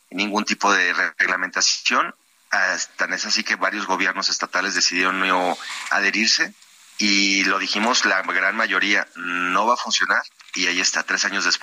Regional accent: Mexico; lo que alcanzamos a ver como mexicanos que desafortunadamente nos hemos enseñado a malpensar

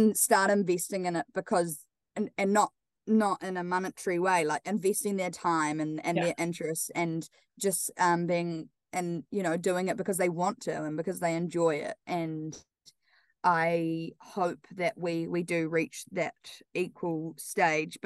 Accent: Wellington, New Zealand; moved away as an adult; now in Auckland, New Zealand; I'm obviously from Wellington

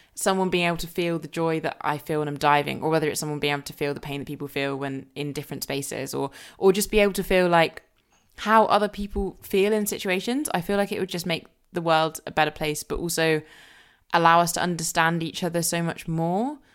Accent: Surrey, South East England, United Kingdom; also born or lived in Jamaica; growing up in Surrey where I grew up

